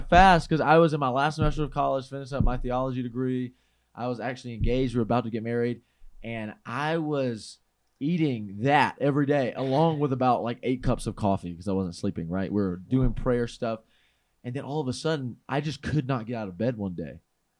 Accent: the South, United States; growing up in the South, we don't, you know, my family didn't eat very healthy.

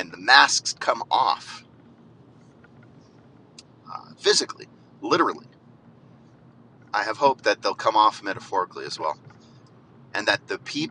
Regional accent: United States; as American people

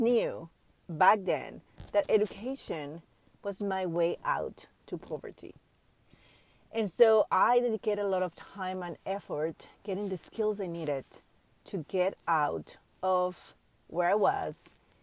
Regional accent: Panama; I grew up in Panama, third world country from Central America

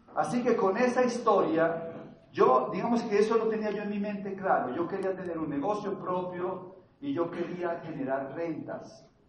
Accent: Bogotá, Colombia; Yo vengo de una familia de clase media bogotana. Yo nací acá

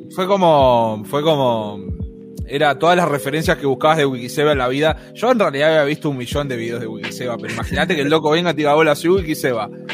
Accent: Argentina; accent: Argentine; now in Buenos Aires, Argentina; Yo nací en un pueblo muy pequeño del interior del país, de Argentina. En este momento estoy en Buenos Aires, pero eh, no nací en Buenos Aires.

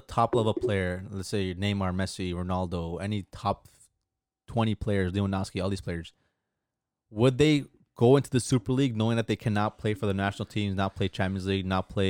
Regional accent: Los Angeles, California, United States; as an American that lives

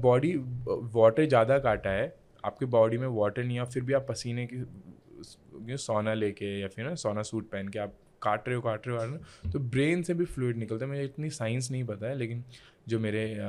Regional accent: Uttarakhand, India; मैं इंडिया से हूँ

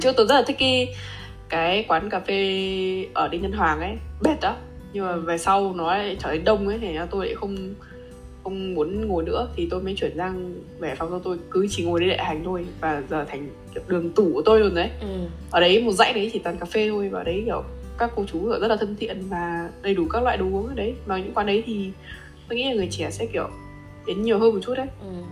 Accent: Haiphong, Vietnam; now in Japan; quê hương của mình

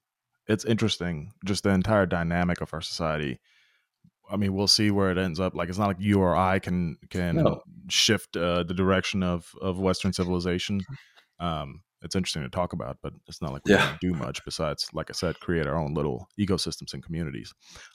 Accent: Bosnia & Herzegovina; born there; When I was born in Yugoslavia, what is now Bosnia, my mom, if she needed a break, she, like, on the same street, she had like 15 grandmas

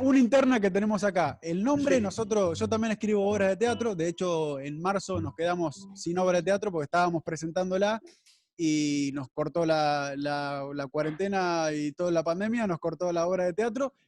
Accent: Mar del Plata, Buenos Aires Province, Argentina; also born or lived in 9 de Julio, Buenos Aires Province; yo nací en 9 de julio, pero de chico me fui a vivir a Mar del Plata

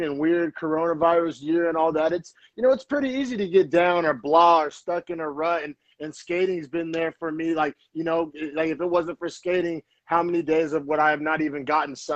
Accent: Norman, Oklahoma, United States; moved away as an adult; now in Bay Area, United States; I'm originally from Norman, Oklahoma

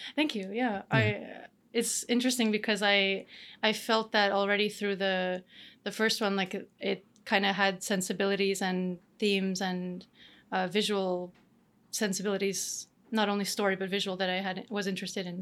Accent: Canada; moved away as an adult; also born or lived in Romania / France / Denmark; now in Spain; I'm born in Romania. I grew up in Canada, and then I've been to I've lived a little bit shortly in other places in the world, like uh, France and Denmark, and now Spain.

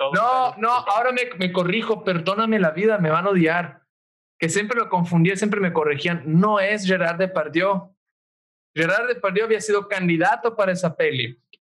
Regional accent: Italy; moved away; yo soy italiano

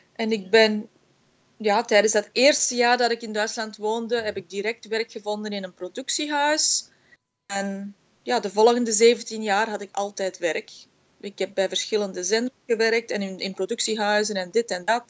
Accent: Belgium; moved away as an adult; also born or lived in Germany; now in Vancouver, Canada; opgegroeid in België

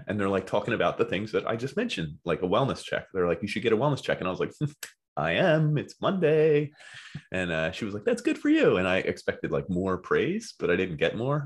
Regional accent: Philadelphia, Pennsylvania, United States; accent: Philly; I'm from Philly

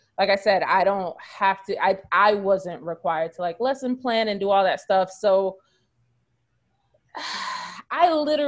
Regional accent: United States; moved away as an adult; also born or lived in South Korea; we are from America

